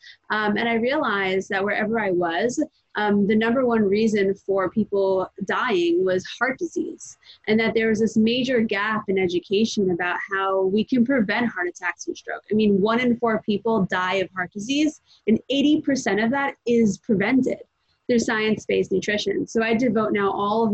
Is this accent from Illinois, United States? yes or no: no; New York, United States; also born or lived in New Jersey; I was born in New Jersey, but I've been in New York for most of my life.